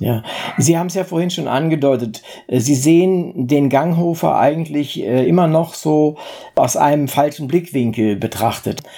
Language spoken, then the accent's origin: German; the North, Northern Germany, Germany; Ich komme ja aus dem Norden